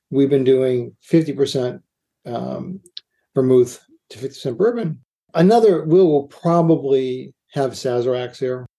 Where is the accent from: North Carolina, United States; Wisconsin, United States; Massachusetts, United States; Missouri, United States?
Massachusetts, United States; Boston; moved away; also born or lived in New York; I say pecan because I'm from I'm from Boston